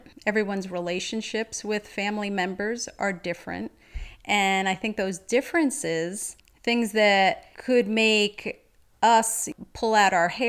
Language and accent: English; Paterson, New Jersey, United States; we grew up in Patterson, New Jersey